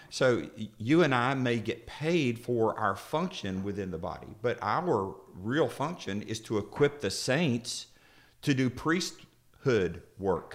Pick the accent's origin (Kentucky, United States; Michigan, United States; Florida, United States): Florida, United States; I'm from Florida.